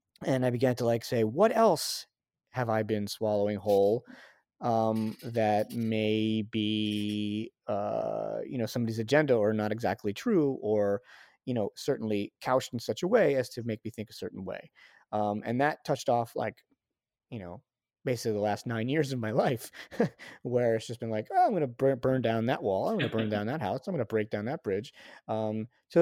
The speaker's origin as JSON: {"language": "English", "town": "New Rochelle", "region": "New York", "country": "United States", "tie": "born or raised there", "said": "I grew up liberal Jewish in Westchester County."}